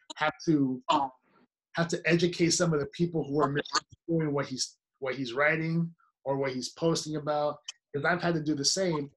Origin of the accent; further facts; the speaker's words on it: Nicaragua; moved away; also born or lived in San Francisco Bay Area; I'm not Mexican, I'm Nicaraguan. I'm from Nicaragua